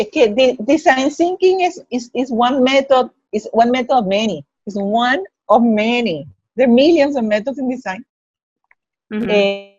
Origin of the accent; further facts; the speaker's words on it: Puerto Rico; I'm from Puerto Rico